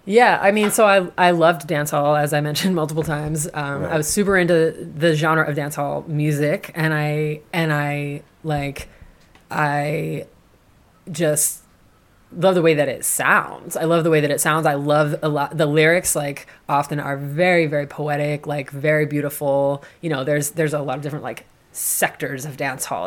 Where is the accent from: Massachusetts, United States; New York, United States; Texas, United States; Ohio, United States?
Massachusetts, United States; moved away as an adult; also born or lived in New Orleans, Louisiana / Oakland, California; now in Philadelphia, United States; growing up in Massachusetts. You know, in in the town that I grew up in, it was very white